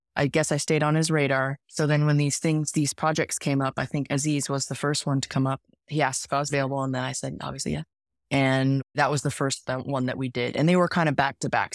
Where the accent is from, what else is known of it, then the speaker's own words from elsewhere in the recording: Bay Area, California, United States; We're also from the Bay Area